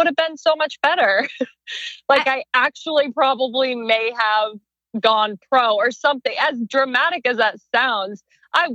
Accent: Arizona, United States; moved away as an adult; now in Los Angeles, United States; I'm originally from Arizona.

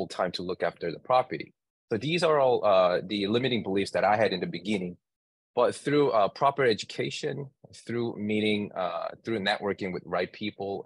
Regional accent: New York, United States; I'm from New York

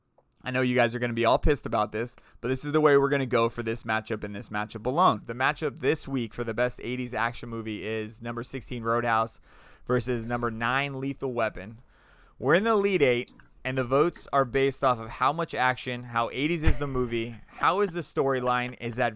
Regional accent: Florida, United States; also born or lived in Oregon; When I moved to Oregon for a little bit, that's what they told me. They're like, "Oh, get ready, guys! Like, you don't know about the meth." I was like, "Dude, I come from Florida. You don't even know."

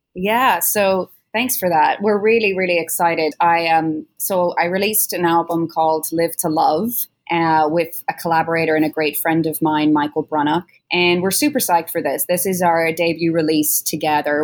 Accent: Ireland; both being Irish musicians

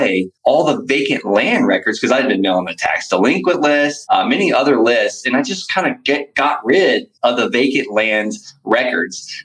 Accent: Florida, United States; moved away as an adult; now in Colorado Springs, United States; I'm from Florida

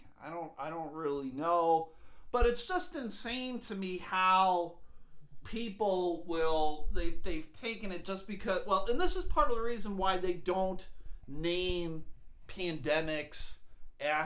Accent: New York, United States; moved away; I grew up in New York

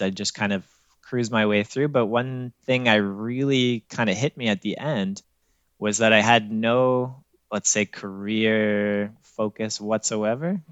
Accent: North Bay, Ontario, Canada; moved away as an adult; also born or lived in Ottawa / Toronto; I grew up just outside of North Bay, Ontario

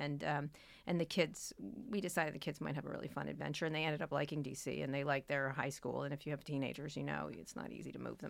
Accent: Philadelphia, Pennsylvania, United States; born there; also born or lived in New Jersey / Roslyn Harbor, New York; I grew up in, I was born in Philadelphia. We moved to New Jersey briefly, then to New York, to near Roslyn Harbor. It's a town in the North Shore of Long Island.

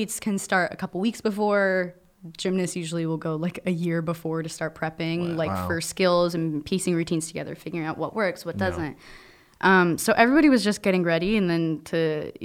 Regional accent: New Jersey, United States; We're like 50 minutes from New York.

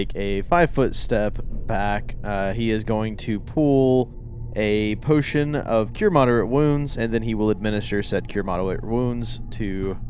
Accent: the South, United States; I'm from the South

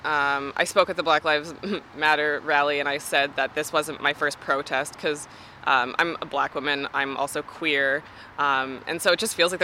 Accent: Canada; as a Canadian

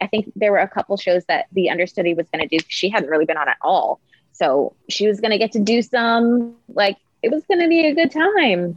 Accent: Maryland, United States; moved away as an adult; also born or lived in New York; now in North Hollywood, United States; I went home to Maryland. I'm from Maryland

